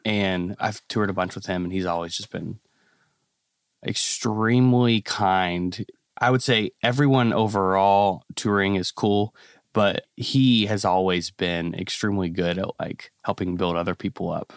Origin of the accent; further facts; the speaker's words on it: Kentucky, United States; I'm a pastor's kid. So, I was born in Kentucky